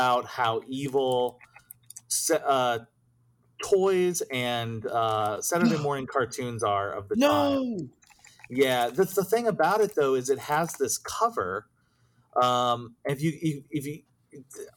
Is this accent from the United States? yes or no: yes; Cissna Park, Illinois, United States; I grew up in central Illinois. So I'm it was a small, really, really small town called Cisna Park